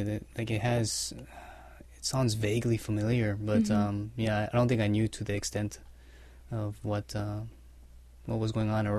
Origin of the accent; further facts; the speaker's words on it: Hawaii, United States; moved away as an adult; also born or lived in San Diego / Ann Arbor; prior to that, I was in San Diego going to grad school. Mm-hmm. But I grew up in Hawaii. I was born and raised there.